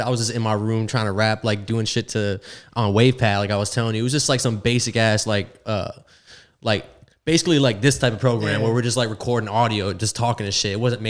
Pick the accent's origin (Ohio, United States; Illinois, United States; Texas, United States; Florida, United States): Florida, United States; South; I'm also from South Florida too.